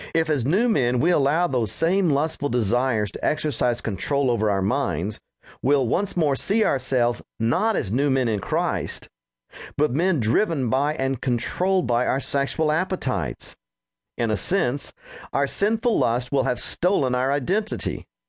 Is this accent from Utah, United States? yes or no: no; Roswell, New Mexico, United States; moved away as an adult; also born or lived in Texas; the home where I grew up in Roswell, New Mexico